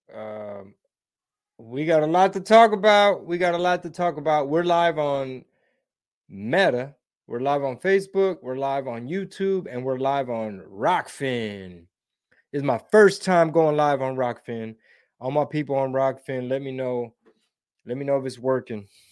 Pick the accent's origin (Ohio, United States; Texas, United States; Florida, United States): Texas, United States; Houston; I'm born and raised in Houston